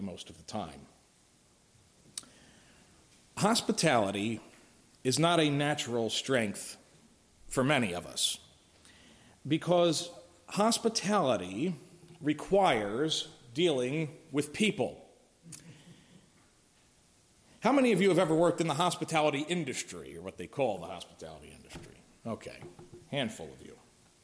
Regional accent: Philadelphia, Pennsylvania, United States; I'm from Philly

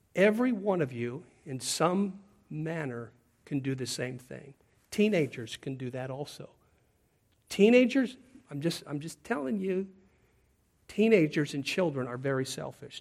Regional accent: Pacific Northwest, United States; moved away; where I grew up in the Pacific Northwest

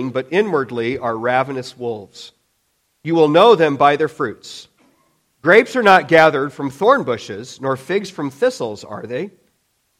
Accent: Illinois, United States; as a kid, growing up in Illinois back then

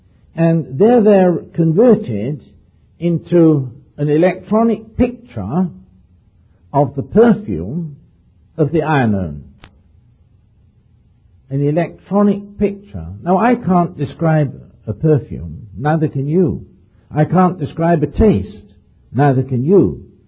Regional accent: near Oxford, South East England, United Kingdom; on the farm where I was brought up near Oxford

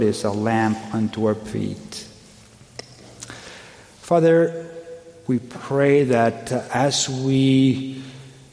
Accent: Colombia; moved away; I'm originally from Colombia

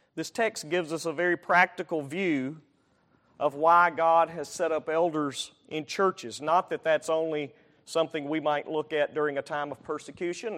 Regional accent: Alabama, United States; I'm from Al-, Alabama

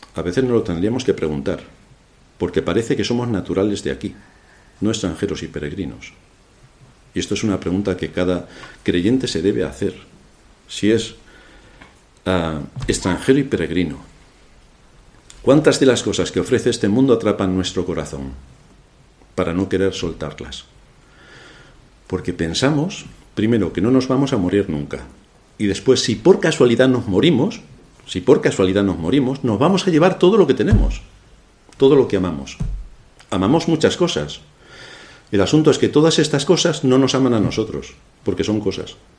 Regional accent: Spain; se me nota que soy español

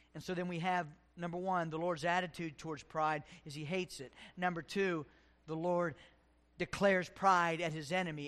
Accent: West Virginia, United States; moved away as an adult; A kid in West Virginia, the Navy, and here

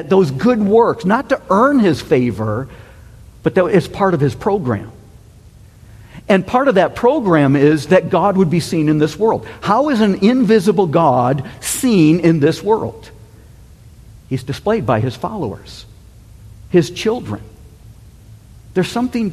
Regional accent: United States; the United States

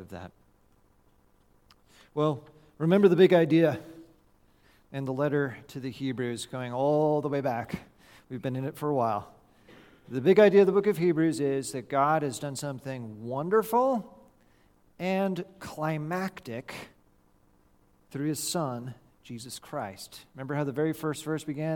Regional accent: California, United States; Growing up in California, back in 1989, when I was a 9-year-old boy watching the World Series

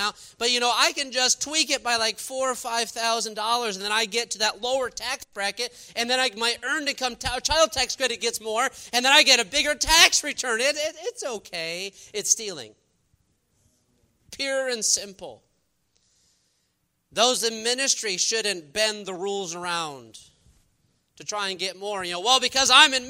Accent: New York, United States; now in Texas, United States; I'm from New York

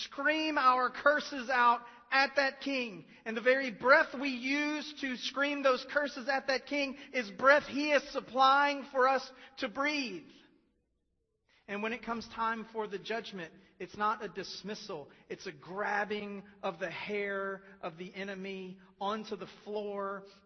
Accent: United States; we are American and not English

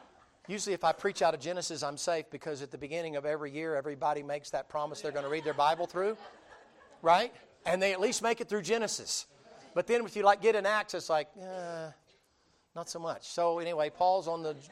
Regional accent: the South, United States; I'm from the South, so it's always Bubba

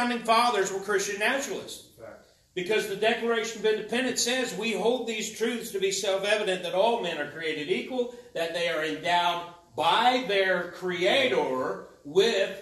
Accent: United States; I'm an American

